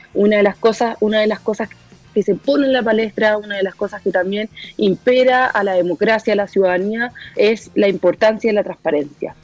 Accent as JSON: {"language": "Spanish", "country": "Chile", "said": "como chilenos y chilenas"}